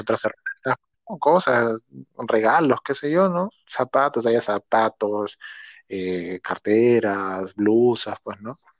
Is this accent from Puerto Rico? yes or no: no; Lima, Peru; nosotros somos del barrio de acá de San Juan del Urigancho